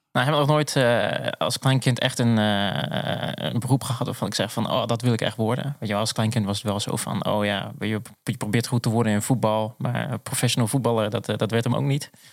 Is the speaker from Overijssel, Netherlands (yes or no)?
yes; Zwolle, Overijssel, Netherlands; also born or lived in The Hague; now in Purmerend, Netherlands; Ik ben echt een Zwollenaar. Wij zeggen ook wel een blauwvinger. Ben ik geboren en getogen.